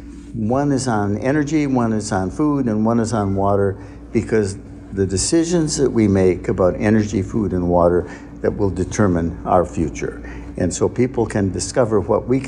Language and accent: English; Lake Huron in Michigan, United States; moved away as an adult; also born or lived in Winchester, Massachusetts / Baltimore, Maryland; now in Long Beach, United States; I grew up on Lake Huron in Michigan